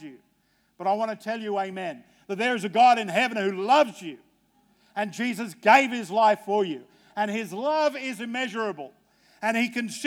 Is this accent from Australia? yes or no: yes; Australia; I'm an Aussie.